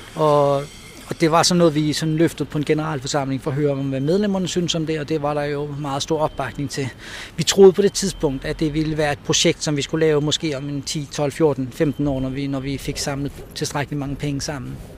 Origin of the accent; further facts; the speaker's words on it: Rønne, Capital Region of Denmark, Denmark; jeg er født her på Bornholm øh, i Rønne. Øh, jeg har tre søskende. Jeg, øh, vi voksede op ude på, på Slåenvej